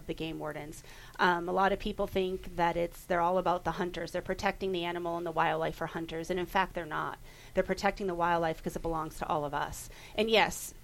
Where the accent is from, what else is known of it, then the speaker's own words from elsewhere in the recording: Boston, Massachusetts, United States; now in Nevada, United States; I'm from Boston, so I had concrete. I didn't have the hills of Nevada, and the hills of Nevada are what I call home